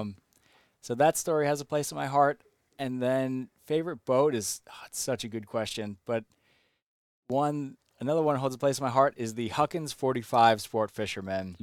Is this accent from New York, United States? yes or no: yes; Long Island, New York, United States; I'm from Long Island